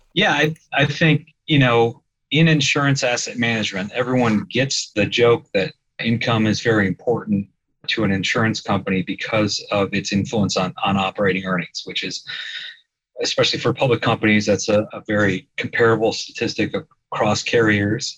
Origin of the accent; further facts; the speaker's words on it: Fort Wayne, Indiana, United States; moved away as an adult; also born or lived in Chicago, Illinois; now in Peoria, United States; I grew up in the Peoria of Indiana, Fort Wayne.